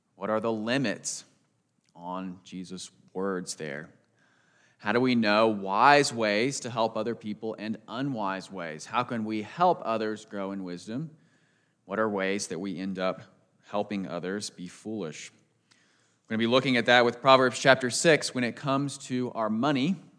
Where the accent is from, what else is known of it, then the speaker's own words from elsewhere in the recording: United States; growing up outside Washington, D C